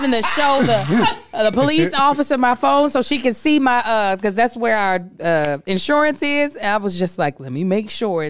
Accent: the South, United States; Soon as it's just like I'm from the South and I'd have made you some.

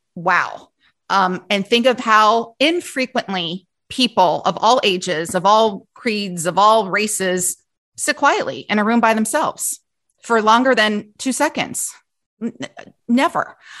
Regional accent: Cincinnati, Ohio, United States; I grew up in Cincinnati

